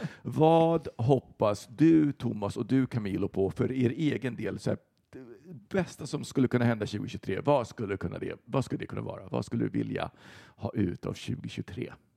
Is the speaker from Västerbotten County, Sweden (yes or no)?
yes; Västerbotten County, Sweden; moved away; jag är uppe då hemma i Västerbotten